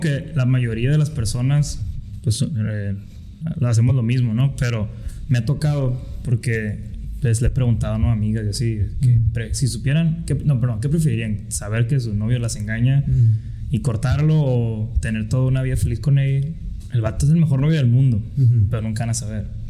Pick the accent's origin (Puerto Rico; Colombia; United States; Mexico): Mexico; no tuviéramos todos el mismo gusto por comernos unos tacos, por escuchar mariachi, que nos definiera como mexicanos